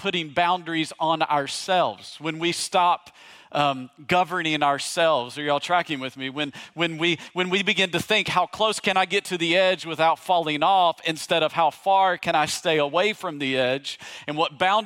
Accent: East Tennessee, United States; moved away; also born or lived in Virginia; I grew up in East Tennessee

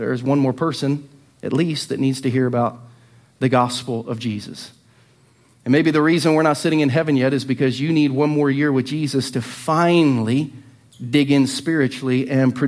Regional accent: an hour from Dayton, Ohio, United States; also born or lived in Lynchburg, Virginia; now in Lee's Summit, United States; an hour from my hometown in Dayton

